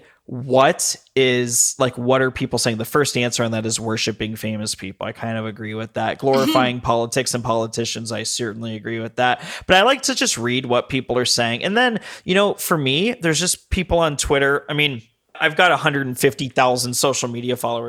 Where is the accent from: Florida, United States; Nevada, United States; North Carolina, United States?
Nevada, United States; Las Vegas; also born or lived in Denver; now in Long Beach, United States; I grew up in Vegas where everything's kind of new. Moved to Denver.